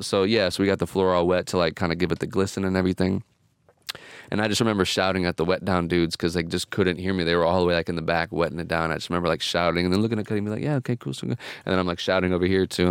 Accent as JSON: {"language": "English", "region": "Indiana", "country": "United States", "tie": "born or raised there", "also_born_or_lived": "Chicago", "moved": "yes", "lives_now": "Los Angeles, United States", "said": "I'm from Indiana"}